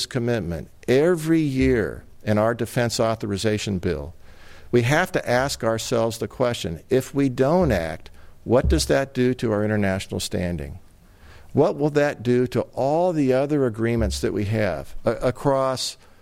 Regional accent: San Diego, California, United States; I own a house that I grew up in here in San Diego

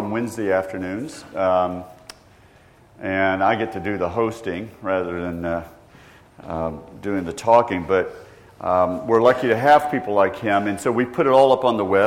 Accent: Georgia, United States; I grew up in Georgia

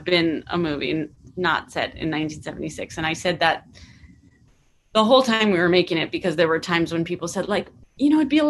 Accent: California, United States; And I'm from the Bay Area, and there's a really specific culture in the Bay Area that I was trying to capture

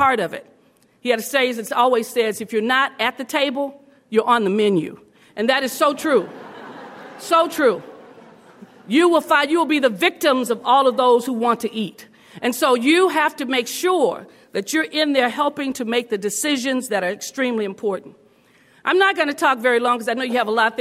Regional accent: Los Angeles, California, United States; When you're born in the projects of Los Angeles, in the Pueblos

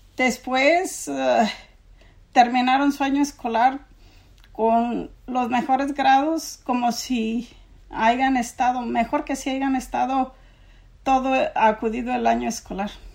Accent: Mexico; moved away as an adult; also born or lived in San Diego County, California; now in United States; nosotros somos una familia inmigrante de México y llegamos al condado de San Diego ah, cuando Jocelyn tenía nueve años

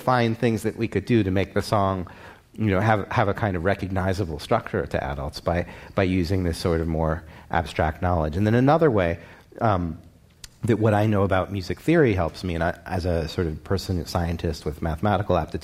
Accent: Baltimore, Maryland, United States; now in New York, United States; my hometown of Baltimore

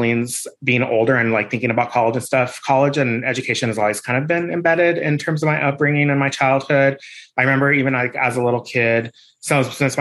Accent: La Puente, California, United States; I grew up in La Puente, California

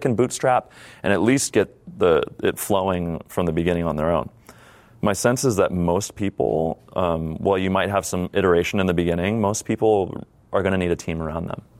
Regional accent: San Diego, California, United States; my hometown that is San Diego

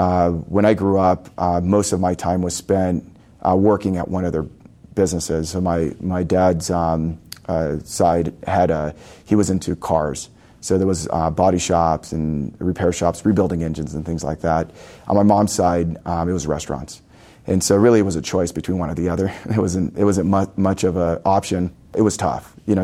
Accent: Los Angeles, California, United States; So I was born here in Southern California. I grew up in LA.

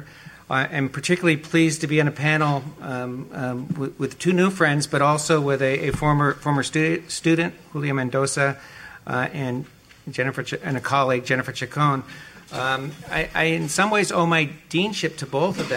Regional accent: Los Angeles, California, United States; moved away; come back to Los Angeles because it's my hometown, and I learned growing up here

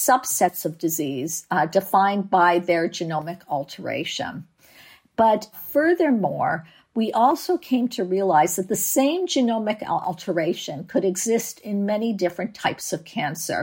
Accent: Canada; now in San Diego, United States; I live in San Diego, but I'm from Canada

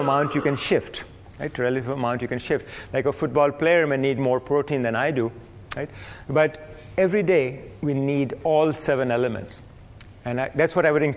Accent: India; now in United States; I grew up in India

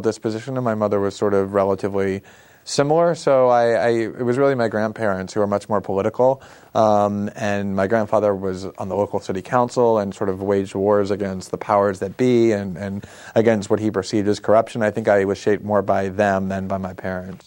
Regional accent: South Florida, United States; also born or lived in Queens, New York; I was born actually in Queens, but moved almost immediately to South Florida, where I was raised in a suburb for the next eighteen years

